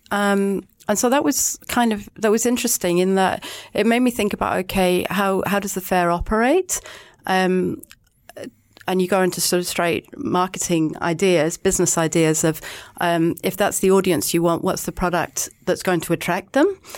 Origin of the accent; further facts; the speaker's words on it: England, United Kingdom; now in Auckland, New Zealand; I'm English